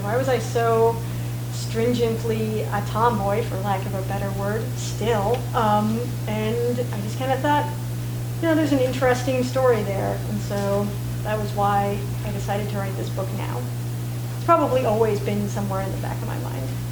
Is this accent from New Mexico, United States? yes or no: yes; Santa Fe, New Mexico, United States; moved away as an adult; also born or lived in Boston; growing up in Santa Fe